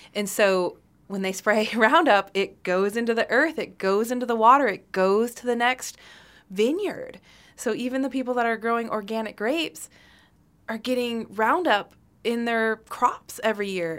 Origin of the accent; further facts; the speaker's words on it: Michigan, United States; I grew up in Michigan